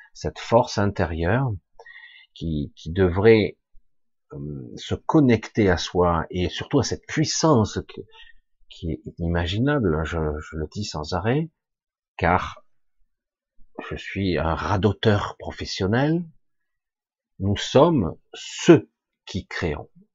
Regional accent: France; je suis français

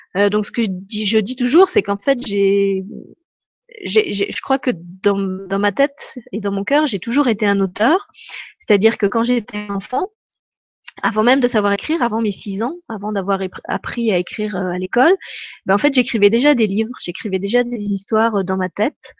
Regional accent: France; moved away as an adult; now in Luxembourg; je suis pas luxembourgeoise, mais je suis française.

